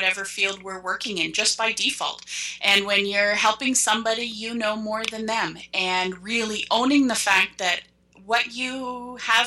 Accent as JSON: {"language": "English", "country": "Canada", "said": "I'm Canadian"}